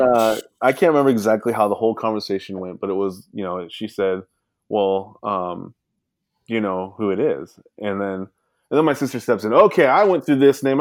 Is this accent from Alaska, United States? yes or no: yes; Alaska, United States; also born or lived in Sacramento, California; I grew up in Alaska